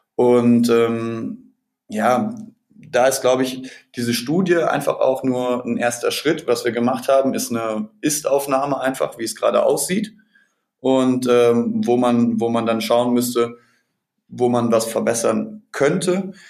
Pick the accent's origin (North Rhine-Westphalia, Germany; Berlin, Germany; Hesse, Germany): North Rhine-Westphalia, Germany; between Dortmund and Paderborn; ich komme selber auch aus, aus Nordrhein-Westfalen zwischen Dortmund und Paderborn